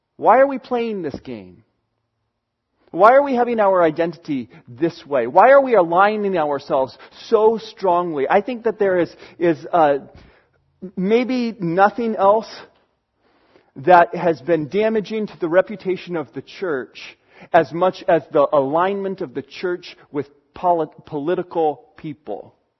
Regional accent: United States; I live in America

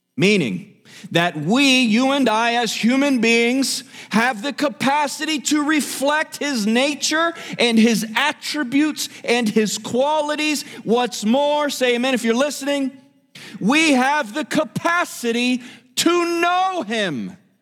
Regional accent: South Miami, Florida, United States; I was born in South Miami Hospital

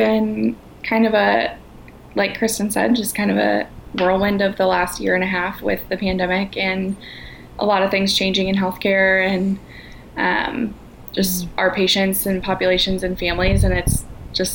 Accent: Chicago, Illinois, United States; moved away as an adult; now in Kansas City, United States; I currently live in Kansas City. I was born and raised in Chicago, so clearly a Midwest gal

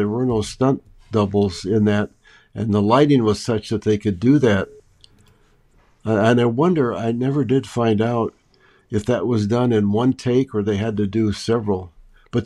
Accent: Montana, United States; when I was a kid growing up in Montana

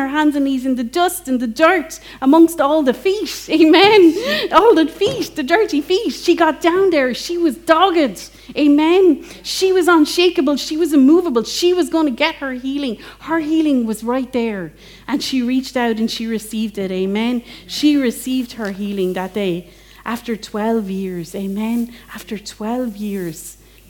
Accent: England, United Kingdom; now in Ireland; as an English person that loves Jane Austen

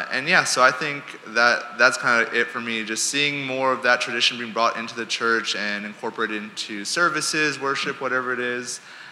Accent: San Antonio, Texas, United States; now in Waco, United States; Coming to Waco so many years ago, being outside of my family, I haven't had a lot of those. I come from San Antonio, so really big fiesta town, right? Everyone celebrates together. A lot of Hispanic heritage.

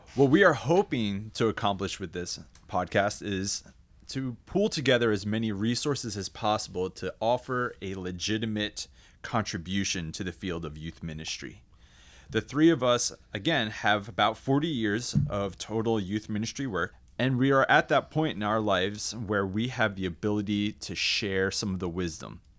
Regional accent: New Jersey, United States; I was raised in South Jersey, down by the beach

